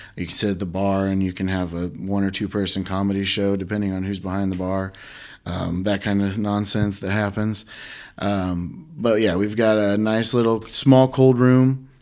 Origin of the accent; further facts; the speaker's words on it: Huntington, Indiana, United States; I grew up in Huntington